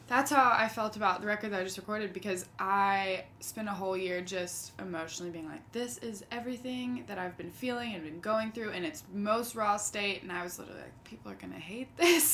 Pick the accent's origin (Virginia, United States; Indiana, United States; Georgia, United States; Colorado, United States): Georgia, United States; St. Simons Island; I grew up in St. Simon's Island, Georgia.